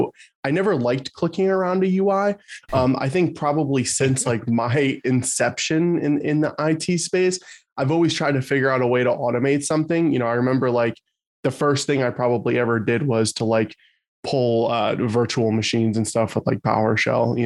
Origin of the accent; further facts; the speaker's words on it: New Jersey, United States; I'm from New Jersey